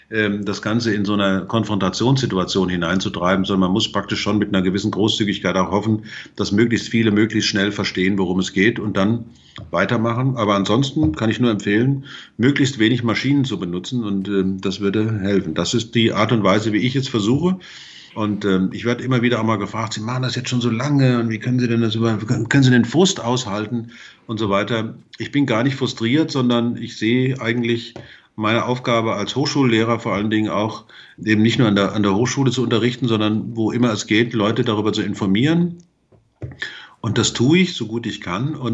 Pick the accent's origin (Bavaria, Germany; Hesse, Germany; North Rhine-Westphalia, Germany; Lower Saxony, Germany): Hesse, Germany; Aber wenn ich mal dran denke, ich komme aus dem Vogelsberg, da ist der öffentliche Nahverkehr jetzt nicht so gut ausgebaut wie zum Beispiel hier in München oder wie im Rhein-Main-Gebiet.